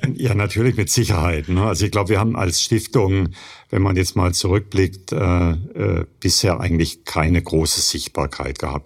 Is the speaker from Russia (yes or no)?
no; Germany; bei uns in Deutschland